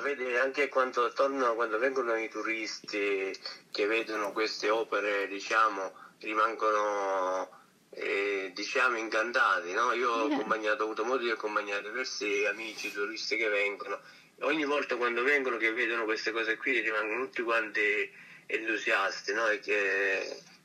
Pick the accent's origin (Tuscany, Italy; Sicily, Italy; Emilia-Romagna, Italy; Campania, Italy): Campania, Italy; Roccagloriosa; also born or lived in Switzerland; qui nel Cilento, ehm, maggiormente nel mio paese